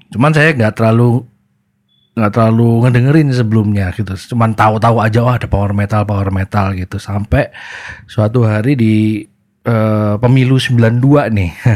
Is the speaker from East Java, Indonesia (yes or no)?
yes; Surabaya, East Java, Indonesia; di Surabaya saya saya besar dan gede dari di Surabaya